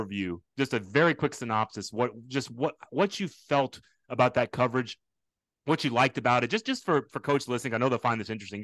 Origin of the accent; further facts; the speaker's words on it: Houston, Texas, United States; I'm from Houston